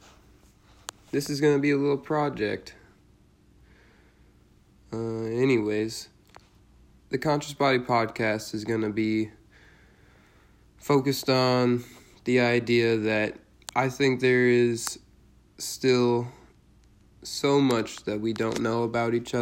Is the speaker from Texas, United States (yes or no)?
no; Cleveland, Ohio, United States; I was born in Cleveland, Ohio on January 21st, 1996 in Garfield Heights, Ohio